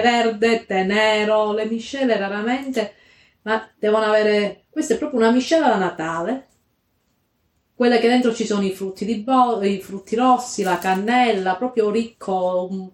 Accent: Calabria, Italy; nelle vie del mio paesino in Calabria

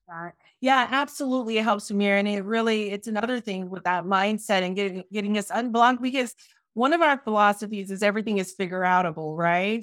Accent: Miami, Florida, United States; I'm from Miami.

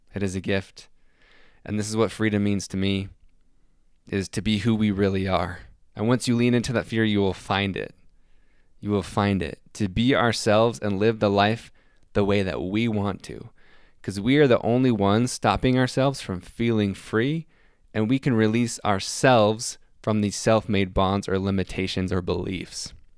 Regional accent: Salt Lake City, Utah, United States; I'm from Salt Lake City, Utah

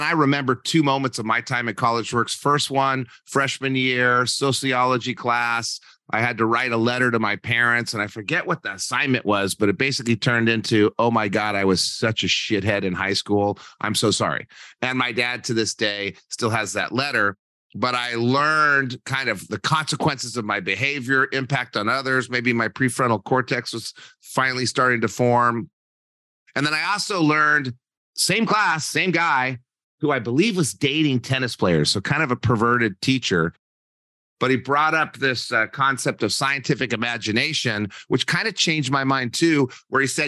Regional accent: New Mexico, United States; moved away as an adult; also born or lived in Santa Barbara, California; I'm from New Mexico.

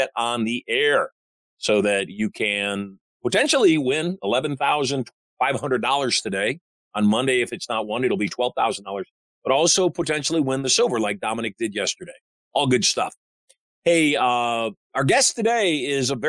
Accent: Michigan, United States; I'm a Michigander

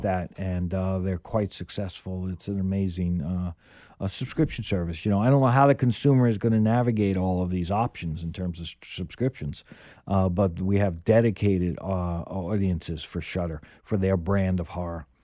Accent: New York, United States; as a New Yorker

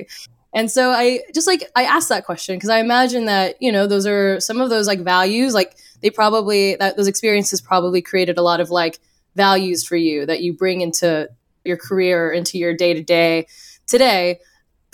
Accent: Orange County, California, United States; now in New York, United States; I'm originally from Orange County, born and raised there.

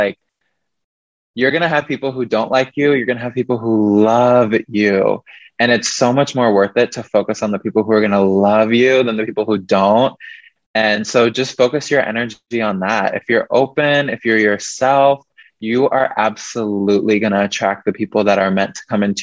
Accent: Midwest, United States; moved away as an adult; now in Seattle, United States; growing up in the Midwest, I felt very trapped there

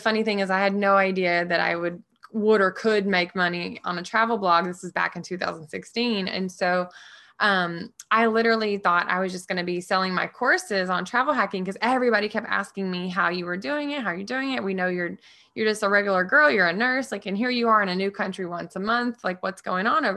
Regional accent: Orange, Texas, United States; moved away as an adult; now in San Diego, United States; I grew up in Orange, Texas, a small little town.

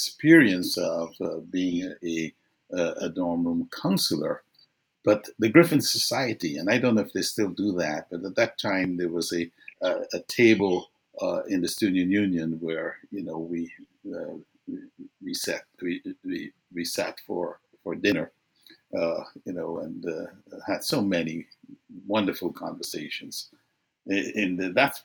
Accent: Guyana; moved away as an adult; I grew up in Guyana

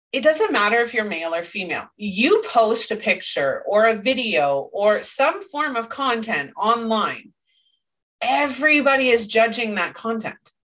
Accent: Canada; I'm Canadian

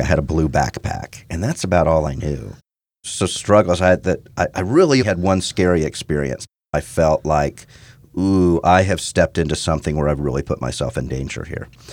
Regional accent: Houston, Texas, United States; also born or lived in Midwest; Born and raised in Houston, spent most of my childhood in Houston

